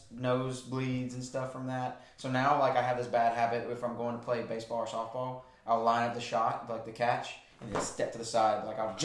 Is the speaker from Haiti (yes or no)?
no; Sulphur, Louisiana, United States; Sulphur, Louisiana.